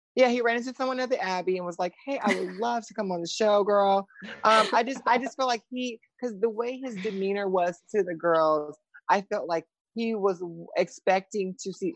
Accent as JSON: {"language": "English", "region": "the South", "country": "United States", "said": "I'm from the South"}